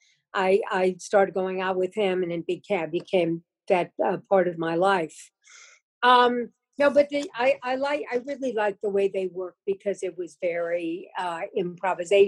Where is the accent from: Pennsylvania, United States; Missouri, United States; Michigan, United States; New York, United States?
Missouri, United States; moved away; I came from Missouri